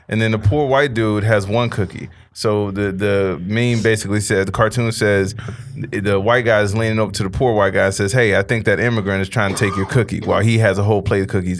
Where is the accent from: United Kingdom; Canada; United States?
United States; Chicago, Illinois; moved away as an adult; now in Los Angeles, United States; when I was growing up in Chicago